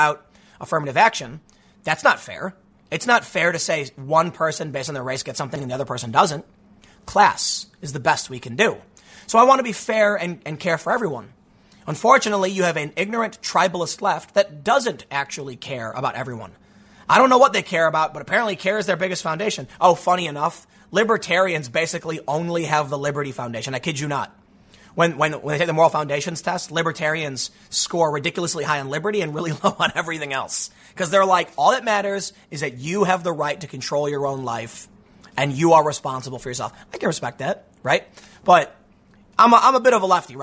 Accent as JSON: {"language": "English", "town": "Chicago", "region": "Illinois", "country": "United States", "tie": "born or raised there", "said": "growing up on the South Side"}